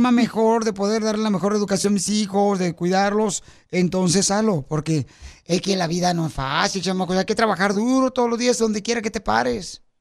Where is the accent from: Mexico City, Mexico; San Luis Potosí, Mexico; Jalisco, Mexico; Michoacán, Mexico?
Michoacán, Mexico; now in Bakersfield, United States; fíjate que yo me vine de Michoacán hace un año y todos los días lloro por mi esposa y por mis